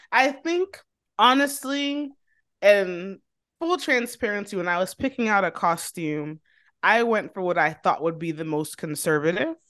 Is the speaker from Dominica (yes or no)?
yes; Dominica; now in United States; I'm from Dominico, seven six seven